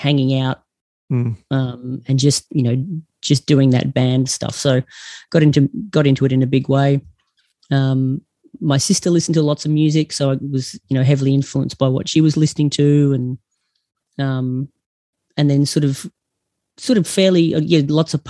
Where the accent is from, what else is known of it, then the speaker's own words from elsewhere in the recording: Geelong, Victoria, Australia; now in Perth, Australia; I grew up in Geelong